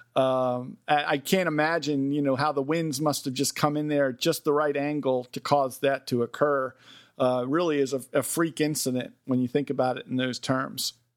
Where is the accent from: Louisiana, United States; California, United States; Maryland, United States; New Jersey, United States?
Maryland, United States; Westminster; the hometown I grew up in, Westminster, Maryland